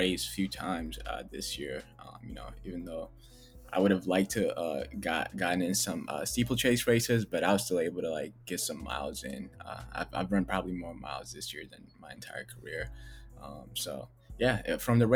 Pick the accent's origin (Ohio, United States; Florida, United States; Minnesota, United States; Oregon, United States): Minnesota, United States; Minneapolis; also born or lived in Ethiopia; I grew up in South Minneapolis